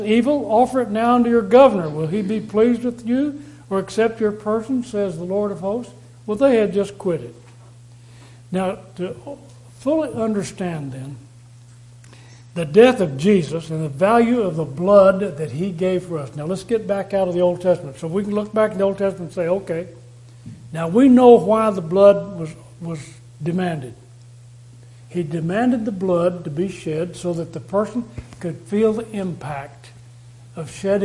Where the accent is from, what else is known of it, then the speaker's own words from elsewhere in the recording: Texas, United States; I come from Texas. I come from a place where people have a great value on animals